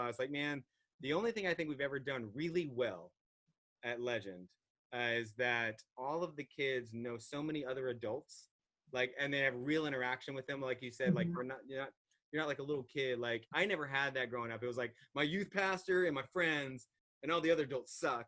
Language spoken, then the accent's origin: English; Virginia Beach, Virginia, United States; now in Cincinnati, United States; I grew up in Virginia Beach